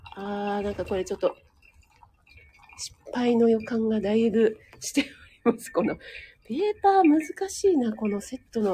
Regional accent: Kanagawa, Japan; 江戸っ子で、かな、神奈川ぬ

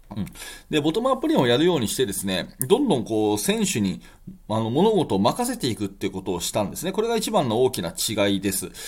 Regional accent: Tokyo, Japan; 私の地元東京

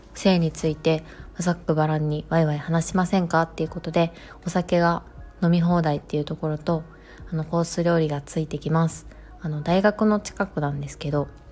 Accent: Kobe, Hyogo, Japan; 私の出身地でもある兵庫県の神戸市

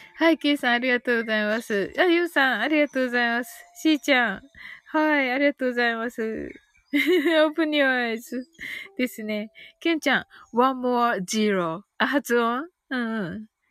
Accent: Kyushu, Japan

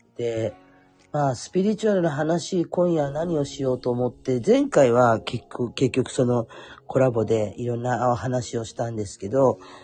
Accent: Kurume, Fukuoka, Japan; 私は福岡の久留米で生まれたから、久留米の方に実家があったりとかって、まあそれはふるさと

